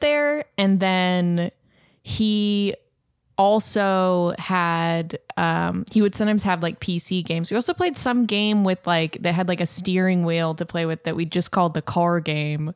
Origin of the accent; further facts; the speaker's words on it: Seattle, Washington, United States; I'm from, I'm Pacific Northwest.